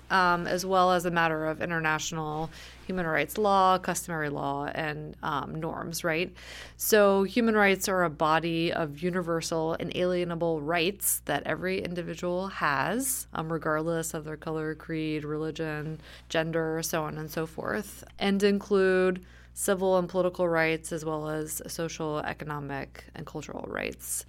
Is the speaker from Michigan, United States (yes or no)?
no; suburb of Atlanta, Georgia, United States; I grew up in Georgia in a suburb of Atlanta